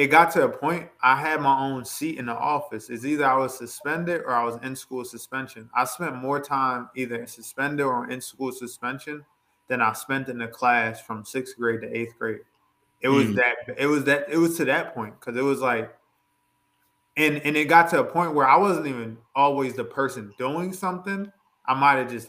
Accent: Coatesville, Pennsylvania, United States; moving to the town that I moved to and what I consider my hometown, Coatesville, Pennsylvania

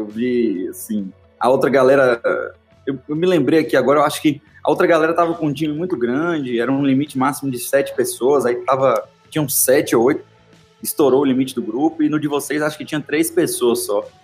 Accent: Salvador, Bahia, Brazil; now in Belo Horizonte, Brazil; eu sou baiano, soteropolitano, criado em Salvador. E por uma coincidência do destino aí, eu acabei indo morar em Belo Horizonte

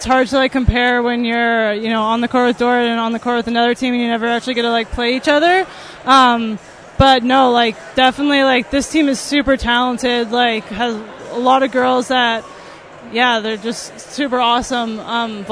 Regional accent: Langley, British Columbia, Canada; moved away as an adult; also born or lived in New Jersey; now in Sioux Center, United States; I am from Langley, British Columbia, Canada. I went to Langley Christian High

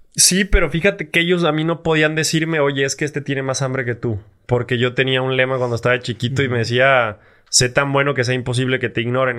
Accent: Mexico; nosotros como mexicanos

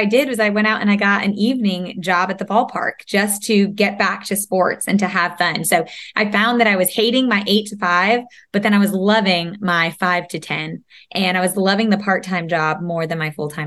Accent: upstate New York, United States; also born or lived in Savannah, Georgia; now in North Carolina, United States; Now we're in the South, but upstate New York, way back when

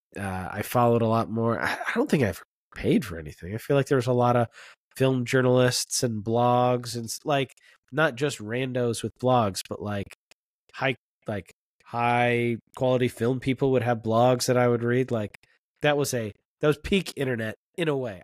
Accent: Florida, United States; I grew up in Florida

